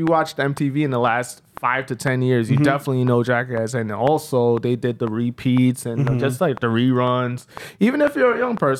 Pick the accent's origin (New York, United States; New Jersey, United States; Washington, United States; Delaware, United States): New York, United States; New York City; now in El Paso, United States; Oh, I'm from Staten Island, actually. But I'm Jamaican-American. My mom's from Jamaica and my dad's African-American. So I'm Jamaican, you know?